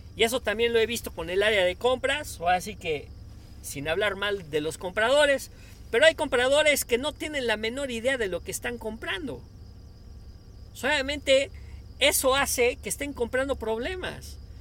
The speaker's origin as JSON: {"language": "Spanish", "region": "Puebla", "country": "Mexico", "said": "como latinos, como mexicanos, como poblanos"}